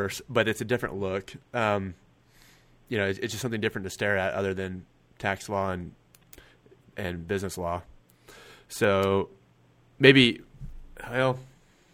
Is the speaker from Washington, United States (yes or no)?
no; Kansas, United States; I'm from Kansas, so down here is like... down here to me is like Texas